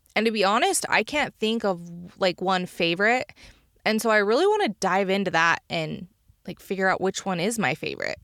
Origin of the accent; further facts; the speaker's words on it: Uinta Basin, Utah, United States; my hometown in Uinta Basin